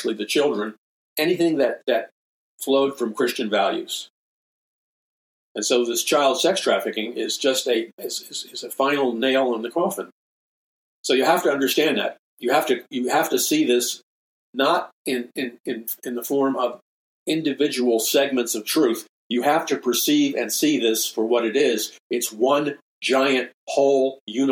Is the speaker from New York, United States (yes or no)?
yes; New York City, New York, United States; as a young boy growing up in New York City